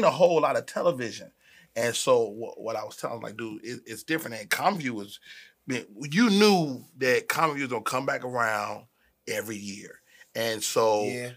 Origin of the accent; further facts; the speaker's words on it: Chicago, Illinois, United States; moved away; also born or lived in Bay Area / New Orleans; I'm from Chicago, but I'm not a Chicago comic.